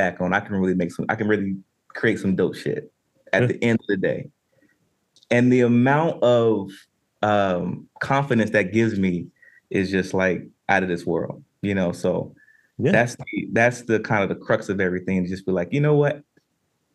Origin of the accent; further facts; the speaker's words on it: Winston-Salem, North Carolina, United States; I'm from Winston-Salem, North Carolina